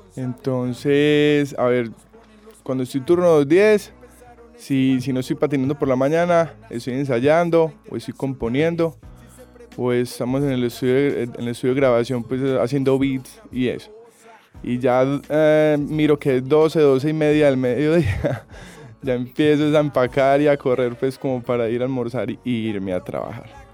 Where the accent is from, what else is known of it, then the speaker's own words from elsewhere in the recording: Colombia; como buen colombiano